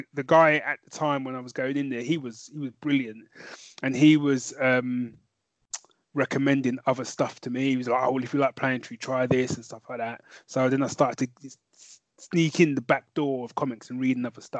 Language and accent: English; London, United Kingdom; moved away as an adult; now in Northampton, United Kingdom; originally I'd born and raised in North London